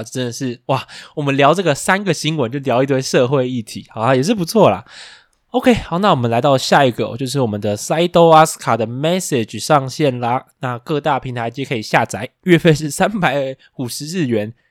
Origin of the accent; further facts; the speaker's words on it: Taiwan; 可是我们台湾人比日常根本不会吃，